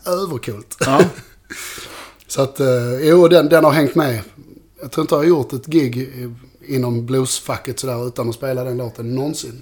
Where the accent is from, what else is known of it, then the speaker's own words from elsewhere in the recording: Malmö, Skåne, Sweden; i Malmö där jag är ifrån